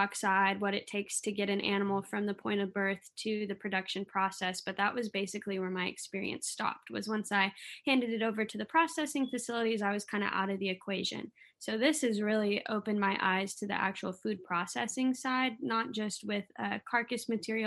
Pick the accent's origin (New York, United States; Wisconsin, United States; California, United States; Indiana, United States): California, United States; Denair; moved away as an adult; now in Oklahoma, United States; I am originally from Denair, California. I grew up raising Black Angus cattle